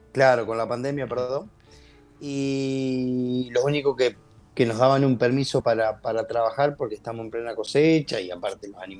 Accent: Pergamino, Buenos Aires Province, Argentina; born there; Pergamino, bueno, yo nací acá, en Pergamino. Pergamino está en la provincia de Buenos Aires.

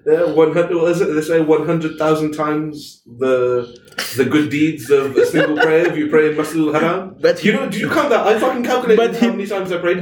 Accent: Malaysia; we're Muslim, we're Malaysian Muslims

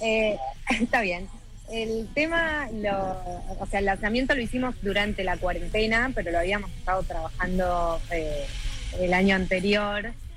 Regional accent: San Luis, Argentina; moved away as an adult; now in Buenos Aires, Argentina; yo nací en San Luis y cuando terminé el colegio me vine a vivir a Buenos Aires

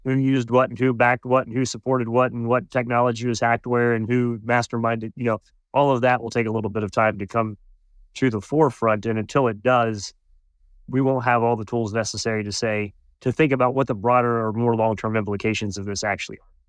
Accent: United States; speaking as an American

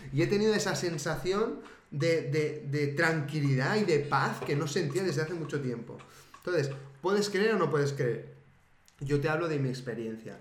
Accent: Spain; es mi pueblo

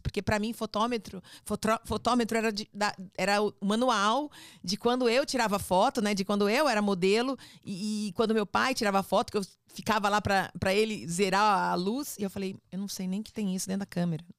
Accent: São Paulo, Brazil; accent: paulista; also born or lived in Rio de Janeiro, Brazil / Spain; Fui criada no Fluminense até os 10 anos, até os 10 anos, depois a gente mudou para São Paulo

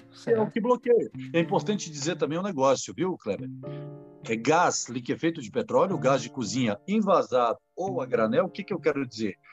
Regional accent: Brasília, Federal District, Brazil; aqui em Brasília, eu sou de Brasília

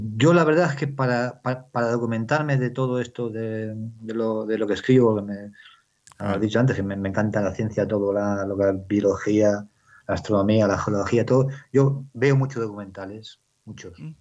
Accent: Bellardardo, Castile and León, Spain; pueblo donde nací, en Bellardardo, que mi, padre estaba trabajando para unas terratenientes

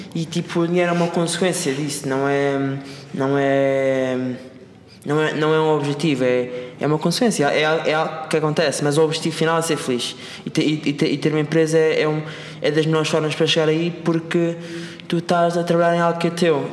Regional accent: Madeira, Portugal; moved away as an adult; also born or lived in Lisbon; now in Seattle, United States; eu sou da Madeira e o, meu, e, o, e, o meu, e o meu objetivo era sair da Madeira para vir para Lisboa estudar

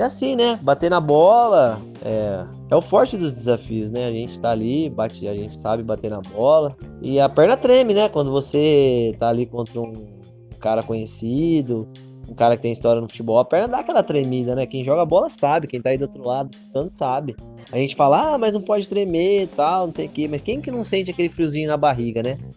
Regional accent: Bauru, São Paulo, Brazil; a gente é do interior aqui de São Paulo, Bauru, a gente está nessa luta.

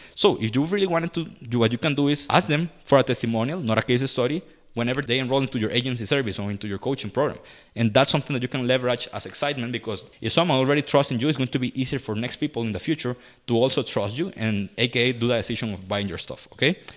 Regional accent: Costa Rica; I'm from Costa Rica

